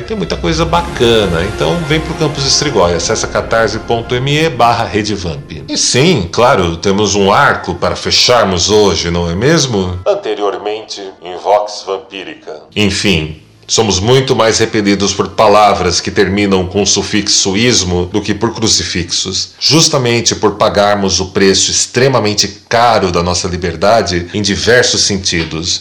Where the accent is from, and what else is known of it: São Paulo, Brazil